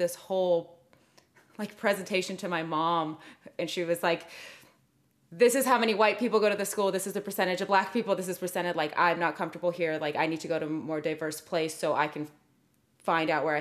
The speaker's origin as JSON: {"language": "English", "town": "Clovis", "region": "California", "country": "United States", "tie": "born or raised there", "also_born_or_lived": "Fresno, California", "said": "I grew up in Fresno until I was like 8, and then, which is like a very more diverse place. And then I moved to Clovis, which is very white"}